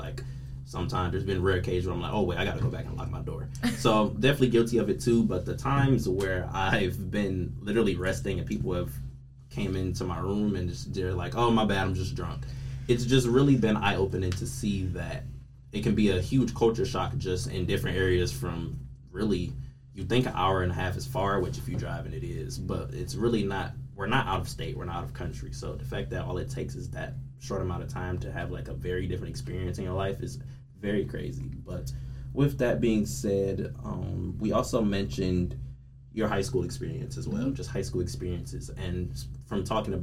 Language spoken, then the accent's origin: English; Detroit, Michigan, United States; we are from Detroit, we've all grown up in an area to where if you don't lock your door, it could potentially be life-threatening.